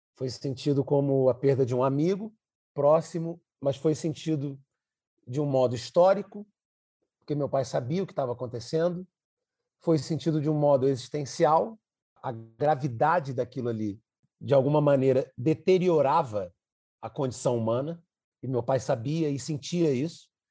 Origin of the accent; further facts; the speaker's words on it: Brazil; enquanto brasileiro